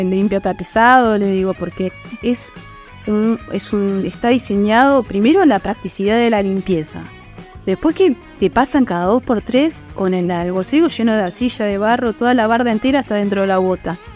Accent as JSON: {"language": "Spanish", "country": "Argentina", "said": "O sea, somos todos, somos todos Argentina, queremos que todo nos vaya bien, queremos que todos tengamos trabajo y crecer juntos."}